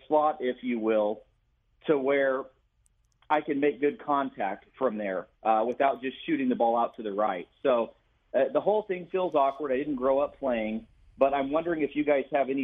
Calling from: Redondo Beach, California, United States; Calling from Redondo Beach, California

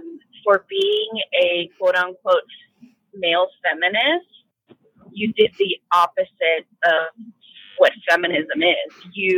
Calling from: Baltimore, Maryland, United States; I'm calling from Baltimore.

